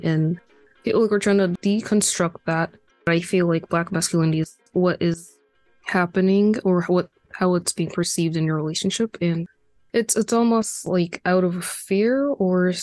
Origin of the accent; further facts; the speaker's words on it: Boston, Massachusetts, United States; moved away; I'm from the Northeast. I'm from Boston, and I feel like it's really diverse and pretty liberal up there